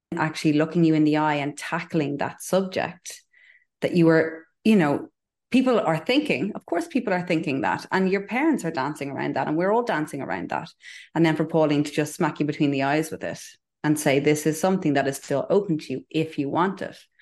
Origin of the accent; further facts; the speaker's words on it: Ireland; I'm Irish